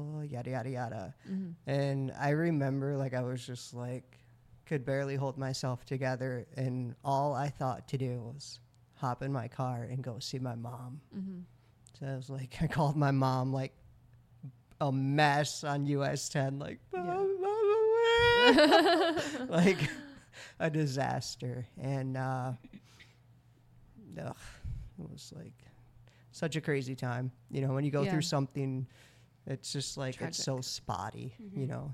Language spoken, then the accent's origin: English; Michigan, United States; moved away as an adult; also born or lived in Mexico / Dallas, Texas; moving from Texas up here to Michigan, where I'm from